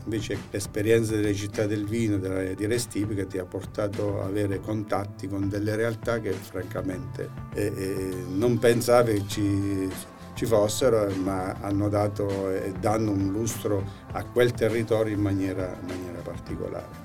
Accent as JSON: {"language": "Italian", "town": "San Valentino in Abruzzo Citeriore", "region": "Abruzzo", "country": "Italy", "tie": "born or raised there", "moved": "yes", "lives_now": "Orsogna, Italy", "said": "sono vivo a Orsogna, sono nato a San Valentino in Abruzzo Cigeriore, però poi per vicende familiari che eh, abbiamo dovuto ecco, trasferirci a Orsogna"}